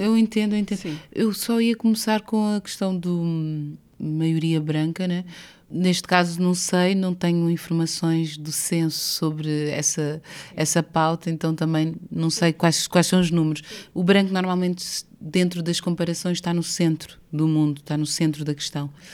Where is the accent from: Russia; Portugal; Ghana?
Portugal; moved away as an adult; also born or lived in Brazil; Ter nascido em Portugal, eh, e crescido em Portugal